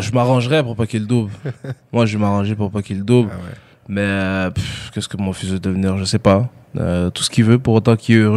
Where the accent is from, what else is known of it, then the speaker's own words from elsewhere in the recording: Douala, Littoral, Cameroon; Mais je suis resté à Douala, parce que moi, je, je viens de, la ville de Douala.